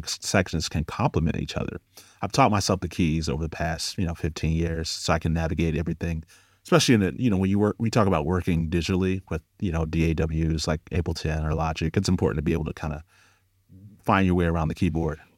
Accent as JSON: {"language": "English", "town": "Cleveland", "region": "Ohio", "country": "United States", "moved": "as an adult", "lives_now": "Los Angeles, United States", "said": "I'm from Cleveland, Ohio originally. Now I live in L A. Been in L A for about eight years."}